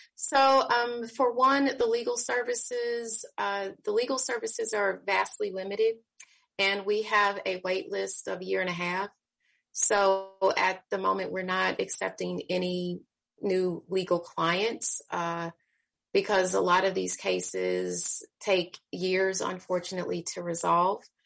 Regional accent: Kansas City, Missouri, United States; I'm again born and raised in Kansas City, Missouri.

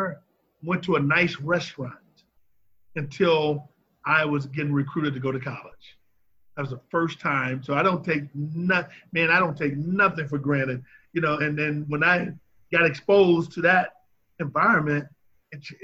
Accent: St. Louis, Missouri, United States; I grew up in the Dawes Webby Housing Projects, right on 14th Street. So if you're familiar with St. Louis

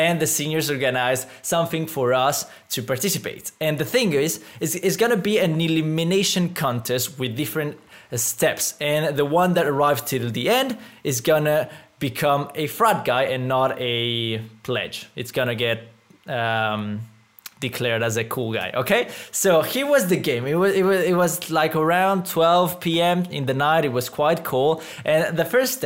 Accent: Mexico; moved away; I come from Mexico

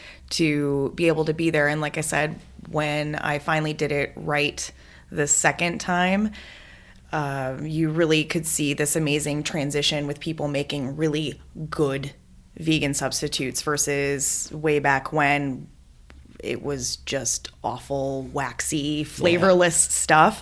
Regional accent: Wisconsin, United States; I'm from Wisconsin

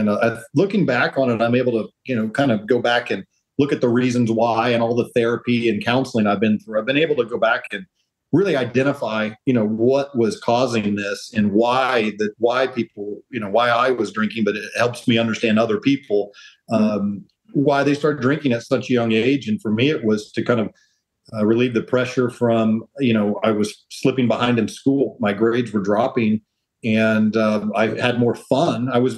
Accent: Oklahoma, United States; My whole life. Absolutely.

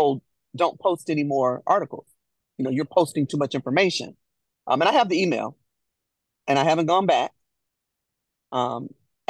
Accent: Chicago, Illinois, United States; now in Nashville, United States; both Jennifer and I hail from Chicago. Both of us moved to Nashville

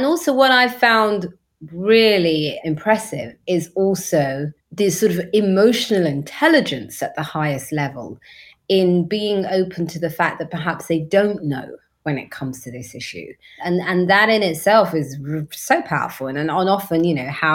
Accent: London, United Kingdom; now it's all coffee shops. It wasn't like that when I was growing up there

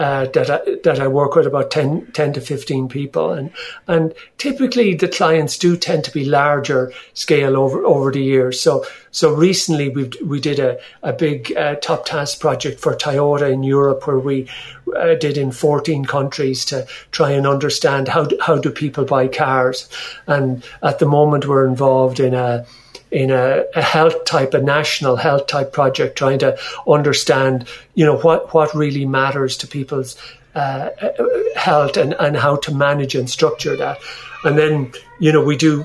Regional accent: Ireland; I'm Irish.

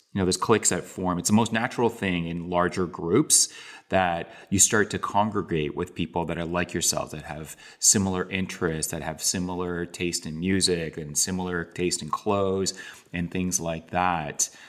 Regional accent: Toronto, Ontario, Canada; I was born and raised in Canada, but my parents were born and raised in Korea.

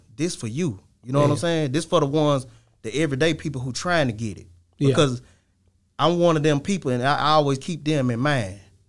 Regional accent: Laurel, Mississippi, United States; I'm from Laurel, Mississippi.

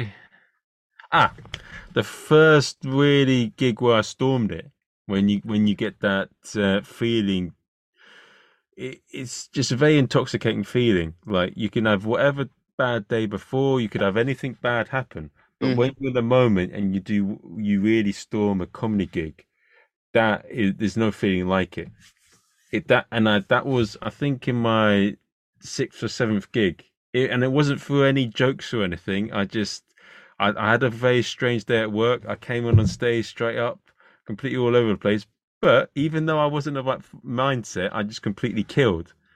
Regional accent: England, United Kingdom; I'm an Englishman, English, Irish, and Chinese

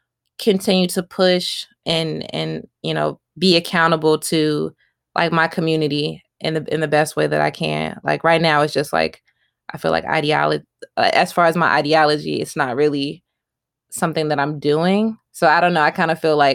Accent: United States; being an American

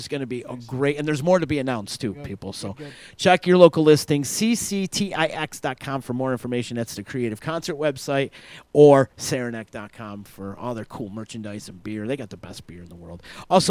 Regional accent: Utica, New York, United States; because I'm from East Utica.

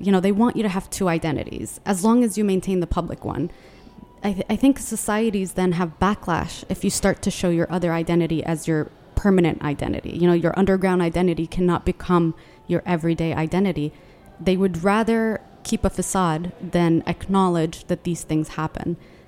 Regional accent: Yemen; I'm from Yemen and it's the poorest country in the entire Arabian Peninsula, and it's under Saudi Arabia and near the UAE

